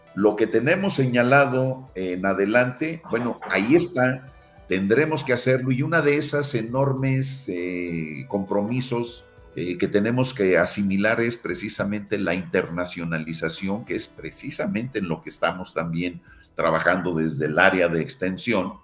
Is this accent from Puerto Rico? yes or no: no; Tulancingo, Hidalgo, Mexico; en el bachillerato en la Prepa 2 de Tulancingo, de donde soy originario